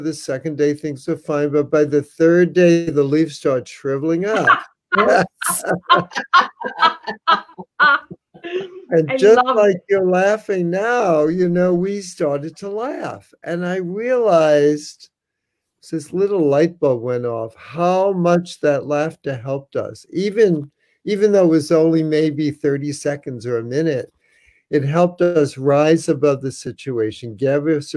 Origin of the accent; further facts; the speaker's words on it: New York City, New York, United States; moved away as an adult; also born or lived in San Francisco; I was from New York City